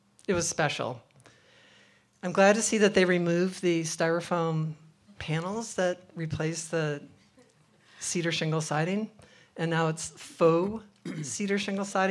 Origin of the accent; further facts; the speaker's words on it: Traverse City, Michigan, United States; growing up in Traverse City